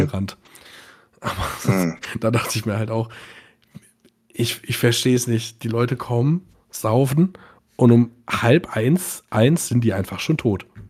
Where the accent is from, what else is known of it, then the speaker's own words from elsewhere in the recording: Bad Nauheim, Hesse, Germany; ich komme mhm. aus Bad Nauheim